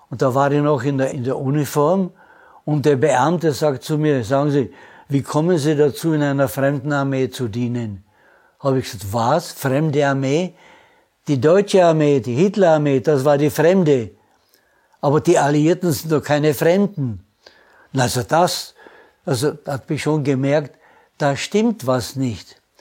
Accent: Prague, Czechia; born there; also born or lived in Austria; habe gesagt, ich bin ein Österreicher. Gibt es eine Einheit?

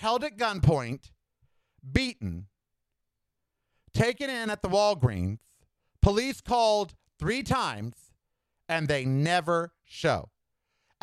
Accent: United States; I am an American.

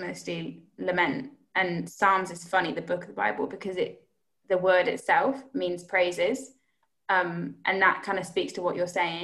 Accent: United Kingdom; as British people

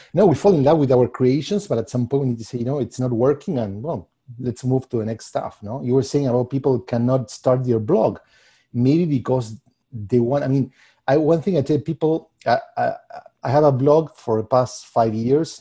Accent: Argentina; moved away as an adult; also born or lived in Puerto Rico / New York / Los Angeles; now in Chicago, United States; I'm originally from Argentina, uh, and I I mean, I developed most of my career there, and then I moved to, uh, the States.

